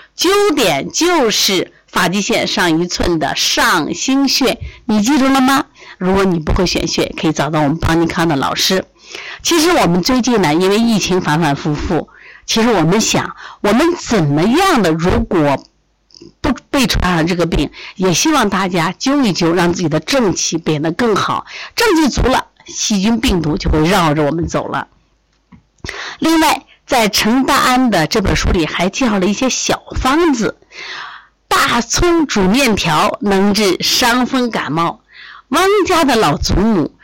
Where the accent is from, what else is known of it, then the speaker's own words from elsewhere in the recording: Shandong, China; 我是山东人， 山东人，东北人都是爱吃大葱